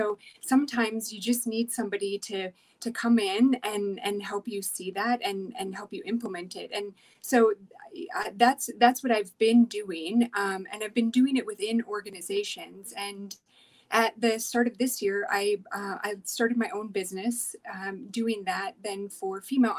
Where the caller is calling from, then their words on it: Denver, Colorado, United States; Yeah, so I'm here from Denver, Colorado.